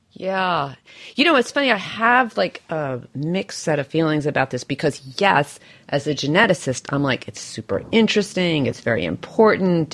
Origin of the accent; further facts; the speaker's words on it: New York, United States; my beloved home city right now, my hometown, which is which is New York